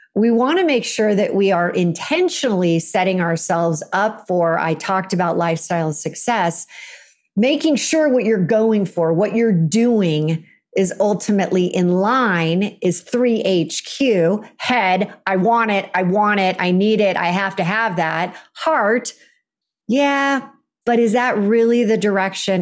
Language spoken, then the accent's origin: English; Silicon Valley, California, United States; I grew up in California